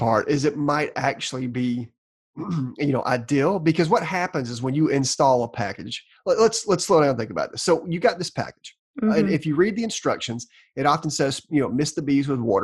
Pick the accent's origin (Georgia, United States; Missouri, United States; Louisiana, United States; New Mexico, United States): Georgia, United States; I'm from Georgia. This is the best my tongue can